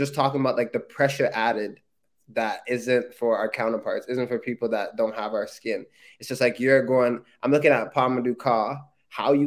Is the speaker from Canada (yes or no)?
yes; Canada; being a Canadian and not having a league my entire childhood